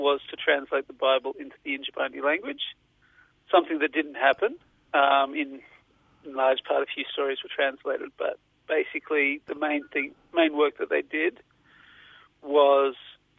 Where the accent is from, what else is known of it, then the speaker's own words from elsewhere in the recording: Western Australia, Australia; also born or lived in Melbourne; I was born in Melbourne and we moved to Western Australia when I was about two.